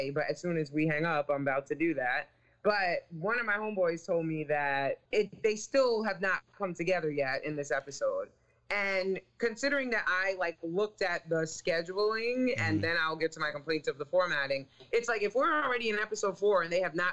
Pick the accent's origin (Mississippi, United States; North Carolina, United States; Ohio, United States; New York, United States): New York, United States; New York City; I'm from Staten Island. I'm from Stapleton